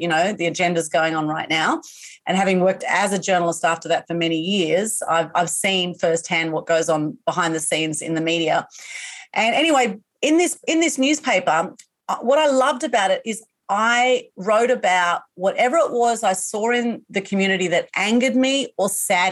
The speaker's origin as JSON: {"language": "English", "town": "Sydney", "region": "New South Wales", "country": "Australia", "tie": "born or raised there", "said": "I was born in Sydney"}